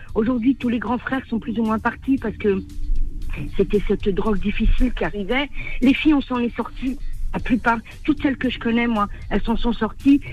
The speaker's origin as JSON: {"language": "French", "country": "Algeria", "tie": "born or raised there", "moved": "yes", "lives_now": "France", "said": "je suis née en Algérie, et j'ai fait mes études, une grande partie de mes études, et j'ai continué mes études en France"}